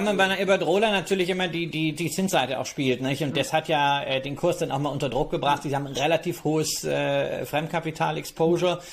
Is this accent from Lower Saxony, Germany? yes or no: no; North Rhine-Westphalia, Germany; also born or lived in Berlin / Mallorca; meinem Heimatbundesland NRW